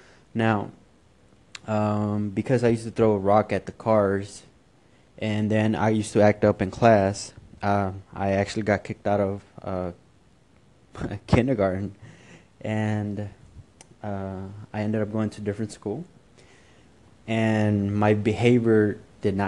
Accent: Houston, Texas, United States; also born or lived in Mexico; I was born in Mexico, but was raised in Houston. I arrived in Houston at the age of 3.

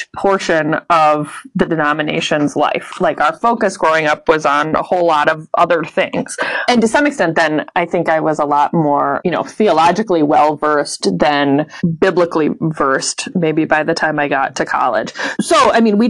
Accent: Illinois, United States; I grew up in Illinois

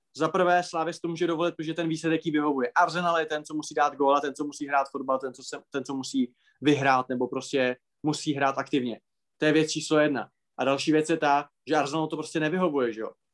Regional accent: Moravia, Czechia; u nás na Moravě

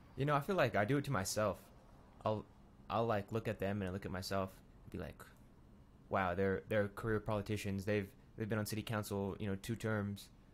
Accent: Pueblo, Colorado, United States; growing up here

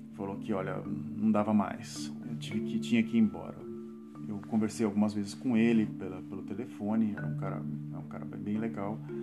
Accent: Santos, São Paulo, Brazil; now in Netherlands; eu sou de Santos, né, cara? Então a gente não fala você em Santos, a gente fala tu

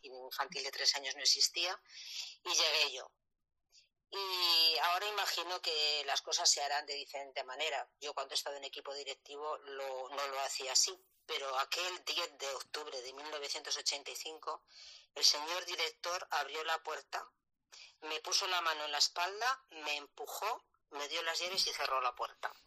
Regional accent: La Rioja, Spain; moved away as an adult; also born or lived in Elche; yo soy de La Rioja y yo aprobé las oposiciones en la comunidad valenciana, me dieron mi primer puesto en Elche

